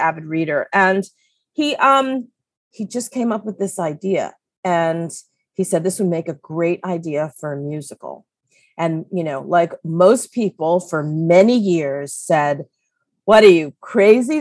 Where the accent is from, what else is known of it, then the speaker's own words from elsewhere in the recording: New York City, New York, United States; this life growing up in Manhattan